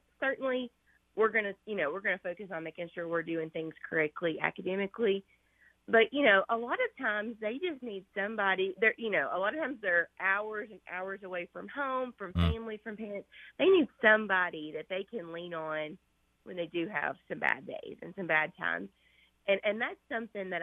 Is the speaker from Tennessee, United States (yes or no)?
yes; Red Boiling Springs, Tennessee, United States; I grew up playing sports at a really, really small school. So I'm from Red Bull and Springs, Tennessee